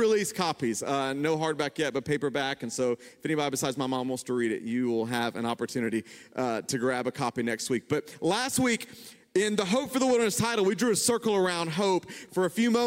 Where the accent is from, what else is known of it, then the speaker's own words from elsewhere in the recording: the South, United States; I grew up in the South